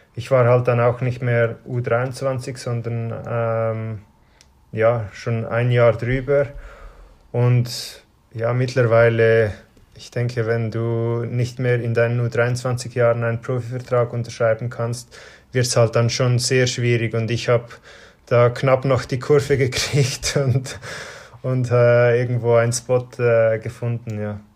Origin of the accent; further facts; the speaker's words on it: Switzerland; in dem Dorf, wo ich aufgewachsen bin